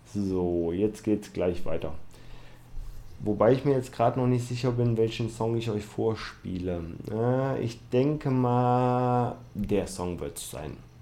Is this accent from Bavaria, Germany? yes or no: no; Düsseldorf, North Rhine-Westphalia, Germany; aus meiner Heimat, also in Düsseldorf